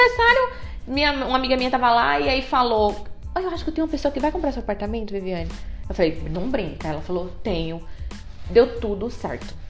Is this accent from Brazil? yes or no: yes; Bahia, Brazil; now in ABC Paulista, Brazil; Eu sou baiana